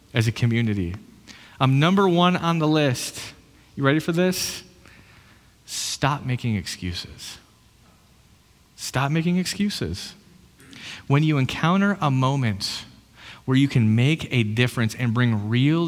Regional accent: United States; I'm an American

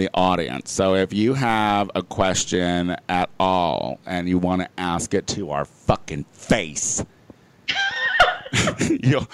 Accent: Chicago, Illinois, United States; moved away; my hometown

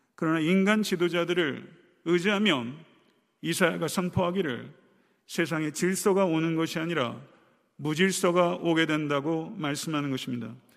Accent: South Korea; 우리는 한국 사람이며

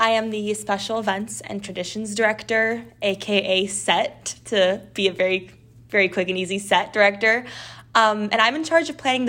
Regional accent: Northern California, United States; moved away; I'm originally from Northern California.

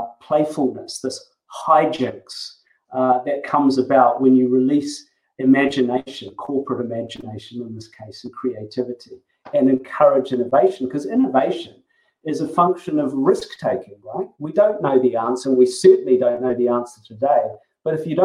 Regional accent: New Zealand; accent: Kiwi; as you may have noticed from my accent, I'm actually a Kiwi

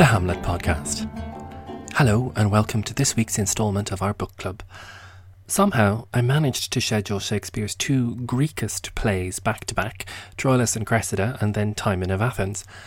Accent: Ireland; I'm Irish

